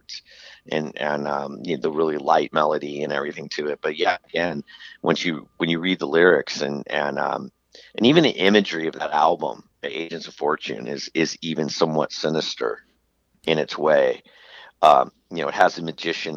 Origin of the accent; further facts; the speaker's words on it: Southern California, United States; growing up in Southern California